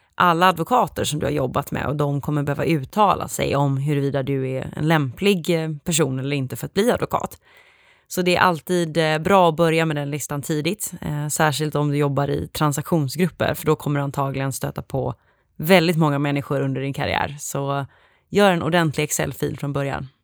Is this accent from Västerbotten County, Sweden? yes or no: no; Gothenburg, Västra Götaland, Sweden; jag kommer ursprungligen ifrån Göteborg där jag också pluggade.